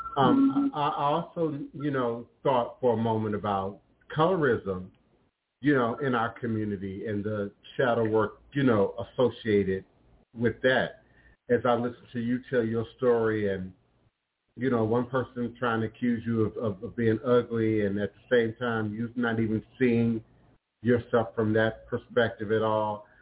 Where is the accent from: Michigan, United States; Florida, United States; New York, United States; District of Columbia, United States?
District of Columbia, United States; Washington; growing up in Chocolate City, uh, y'all now call it the DMV, D.C., Maryland, uh, uh, Virginia area